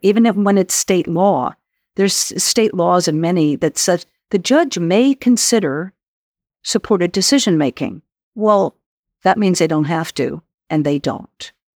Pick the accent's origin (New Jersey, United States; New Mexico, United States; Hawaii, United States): New Mexico, United States; my home state, um, of where I grew up, uh, New Mexico